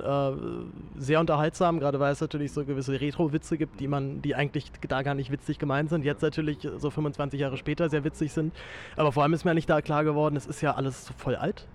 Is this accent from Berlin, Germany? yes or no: yes; Berlin, Germany; als Berliner